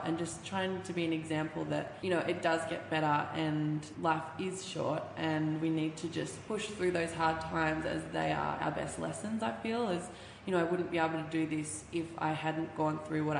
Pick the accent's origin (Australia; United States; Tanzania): Australia; Bendigo, Victoria; I'm from Bendigo, which is about an hour and 40 out of Melbourne